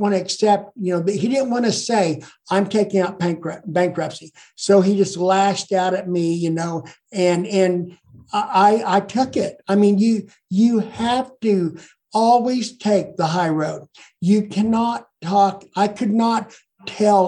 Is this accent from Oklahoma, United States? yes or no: yes; Ponca City, Oklahoma, United States; also born or lived in Blackwell, Oklahoma; I grew up here. I was well known